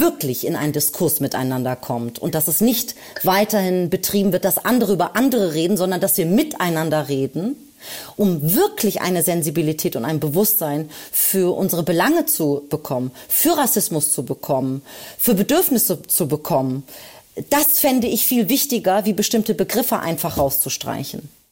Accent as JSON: {"language": "German", "region": "Berlin", "country": "Germany", "tie": "born or raised there", "also_born_or_lived": "Anatolia, Turkey (family roots)", "said": "Berlin ist und bleibt meine Heimatstadt"}